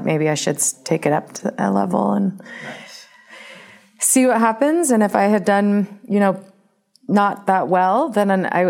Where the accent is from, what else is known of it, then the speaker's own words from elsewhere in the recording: Bay Area, California, United States; also born or lived in Arizona / San Diego; now in Reno, United States; I'm from the Bay Area